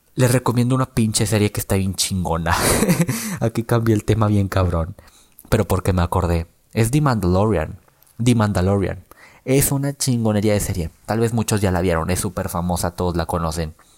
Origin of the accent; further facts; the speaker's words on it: Mexico; nosotros como mexicanos